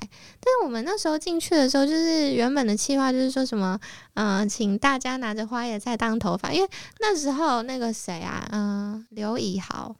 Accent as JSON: {"language": "Chinese", "region": "Taoyuan", "country": "Taiwan", "also_born_or_lived": "Taipei", "moved": "as an adult", "said": "那时候我在台北，然后是桃园人"}